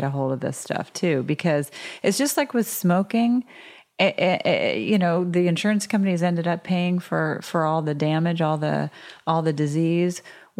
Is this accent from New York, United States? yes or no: no; Georgia, United States; My friends who I grew up with in Georgia, if I tried to bring them to, you know, a super healthy place where it was all raw vegan, and they would hate it.